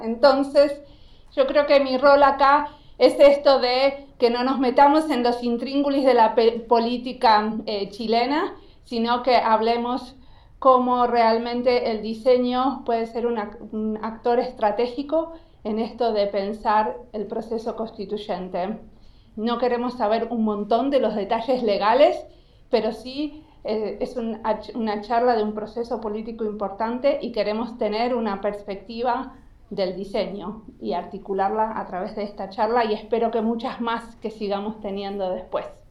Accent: Argentina; moved away as an adult; now in Finland; claro que soy argentina y vivo hace 20 años en Finlandia

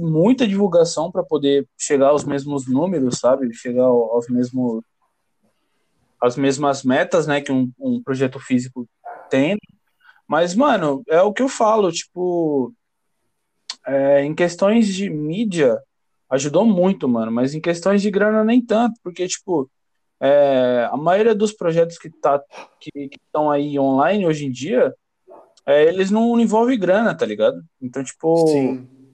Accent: São Paulo, Brazil; sou do Jardim Paulistano, São Paulo

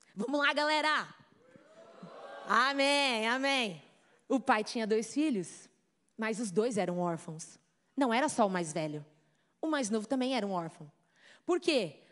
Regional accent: Brazil; accent: Brazilian; moved away; also born or lived in United States; Eu sempre ia ter o meu sotaquezinho brasileiro ali para provar que eu sou brazuca

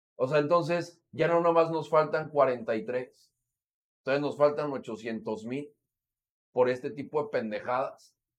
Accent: Mexico; como mexicanos

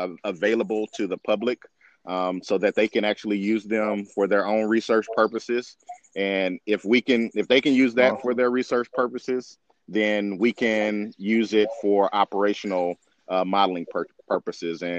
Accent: Tulsa, Oklahoma, United States; I am proud to be from Tulsa, Oklahoma, because I grew up what is called on the north side of Tulsa

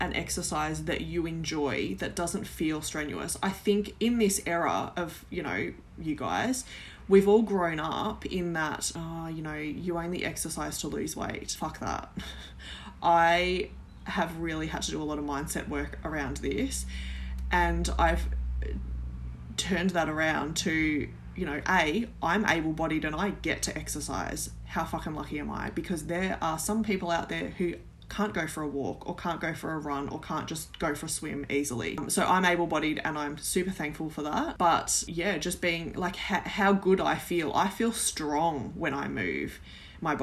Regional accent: Mallacoota, Victoria, Australia; also born or lived in Melbourne, Yarra Valley; I grew up in a small coastal town called Mallacoota. We moved from Melbourne in the Yarra Valley

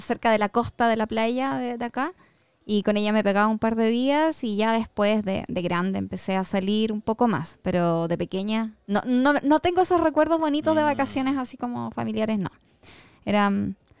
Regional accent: Santiago, Santiago Metropolitan Region, Chile; Siempre me quedo en Santiago. Me encanta, yo soy amante de Santiago. Me encanta mi ciudad.

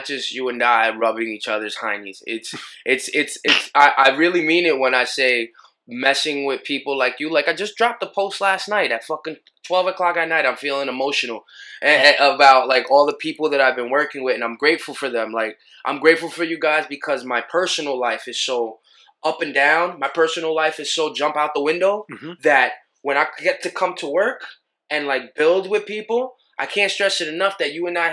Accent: New York City, New York, United States; I'm from Killer Queens

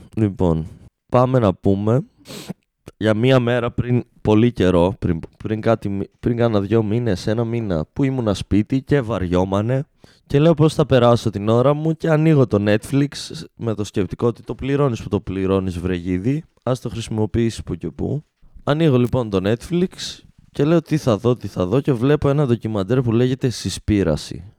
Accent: Alexandroupoli, Eastern Macedonia and Thrace, Greece; είμαι άντρα από την Αλεξανδρούπολη

